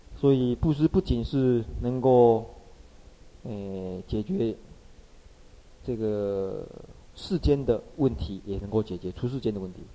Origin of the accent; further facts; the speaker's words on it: Taiwan; 我们这个台湾人